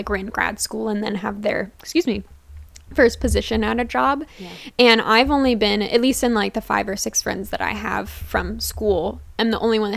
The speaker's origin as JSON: {"language": "English", "town": "Dillsburg", "region": "Pennsylvania", "country": "United States", "tie": "born or raised there", "said": "I grew up in Dillsburg, Pennsylvania, aka Pickletown"}